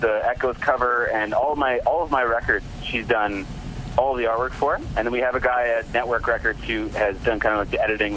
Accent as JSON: {"language": "English", "country": "Canada", "said": "I'm Canadian"}